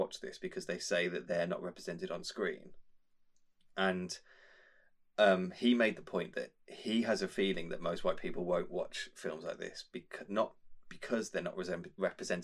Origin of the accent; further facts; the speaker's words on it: Birmingham, West Midlands, United Kingdom; a white geeky kid who grew up in Birmingham